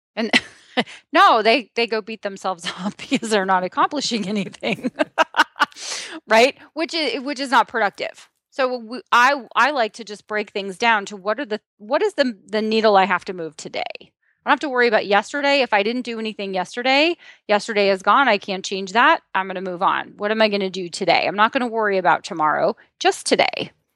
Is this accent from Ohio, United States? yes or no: yes; Southeastern Ohio, United States; I'm from Southeastern Ohio